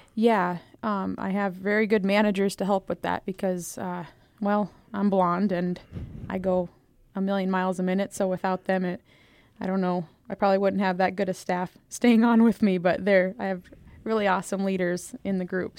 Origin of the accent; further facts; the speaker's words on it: Eagle Butte, South Dakota, United States; also born or lived in Buffalo, South Dakota; I grew up in the Eagle Butte, Dupree, South Dakota area